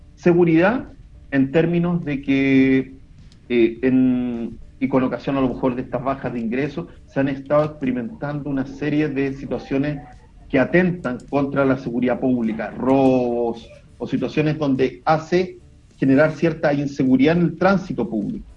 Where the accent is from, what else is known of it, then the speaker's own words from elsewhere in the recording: Olmué, Valparaíso, Chile; los que somos de acá de Olmué